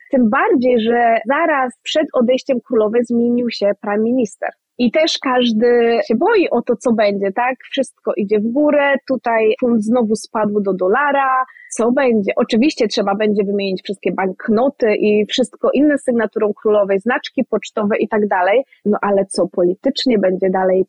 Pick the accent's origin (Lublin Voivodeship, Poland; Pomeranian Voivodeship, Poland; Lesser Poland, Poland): Pomeranian Voivodeship, Poland; Kwidzyn; moved away as an adult; now in Edinburgh, United Kingdom; ja jestem z Kwidzyna, więc blisko do morza, blisko na Mazury